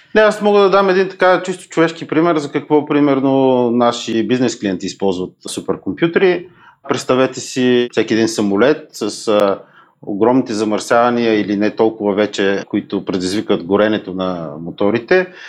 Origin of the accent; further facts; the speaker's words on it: Bulgaria; като българин